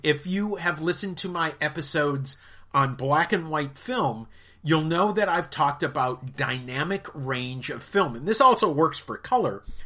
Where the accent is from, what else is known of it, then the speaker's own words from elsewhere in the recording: United States; I am an American of British and Irish descent